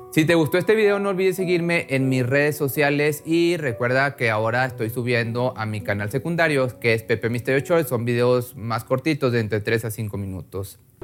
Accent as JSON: {"language": "Spanish", "country": "Mexico", "said": "También residía en Escobedo, Nuevo León, en, esto en México, de donde yo soy"}